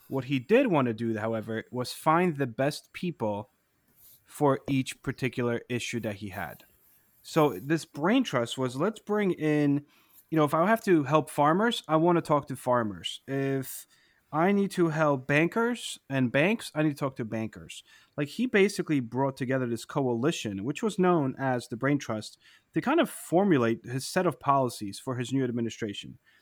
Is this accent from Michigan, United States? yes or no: no; New Jersey, United States; my hometown, um, in New Jersey